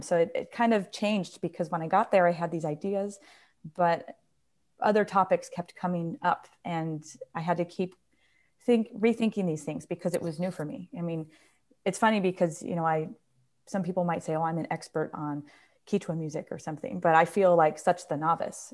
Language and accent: English; New York, United States; moved away; I'm from New York